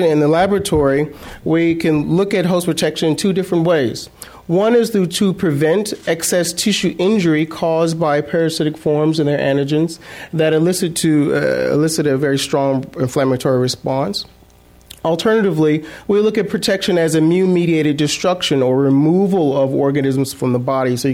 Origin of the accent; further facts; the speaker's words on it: South Mississippi, United States; now in San Francisco, United States; growing up in South Mississippi